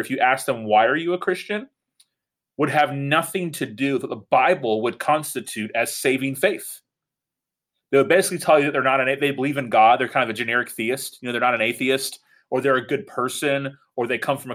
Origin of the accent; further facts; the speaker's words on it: Tallahassee, Florida, United States; I am the pastor of City Church in Tallahassee, Florida, which is my hometown, which is neat to have the opportunity to be a pastor where I grew up.